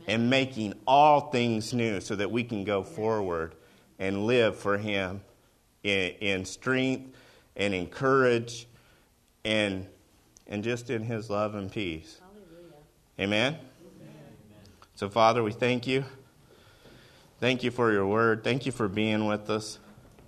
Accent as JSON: {"language": "English", "region": "Oklahoma", "country": "United States", "said": "I'm from Oklahoma"}